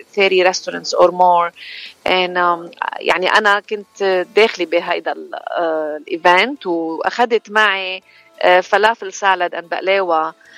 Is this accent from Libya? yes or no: no; Chouf, Mount Lebanon, Lebanon; now in United States; انا من لبنان و... ومن الشوف وجيت على امريكا بسنه 2000